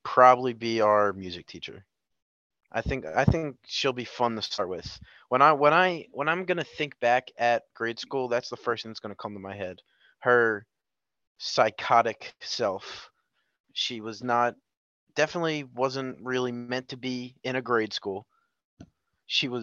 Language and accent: English; Pennsauken, New Jersey, United States; also born or lived in Philadelphia, Pennsylvania; originally born in Philadelphia, moved to Pennsauken, New Jersey at a young age